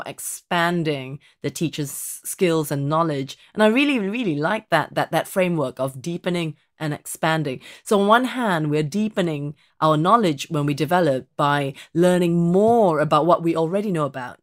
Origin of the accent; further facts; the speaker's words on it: Singapore; moved away as an adult; now in England; I was born in Singapore